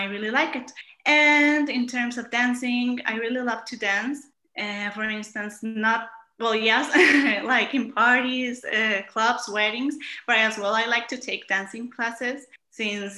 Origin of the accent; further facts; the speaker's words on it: Monterrey, Nuevo León, Mexico; I come from Monterrey